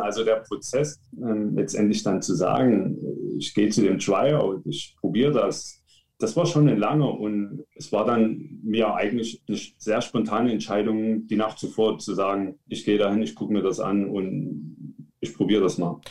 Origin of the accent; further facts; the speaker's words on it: Leipzig, Saxony, Germany; ich komme aus Leipzig, bin 31 Jahre alt.